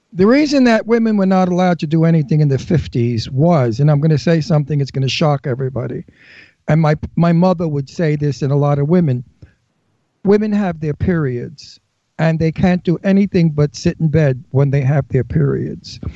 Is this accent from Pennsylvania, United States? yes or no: no; New York City, New York, United States; moved away; I came from Brooklyn